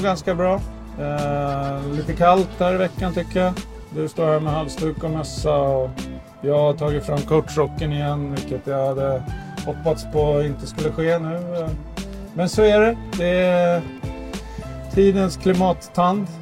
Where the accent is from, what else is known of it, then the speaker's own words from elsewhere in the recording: Sweden; som svensk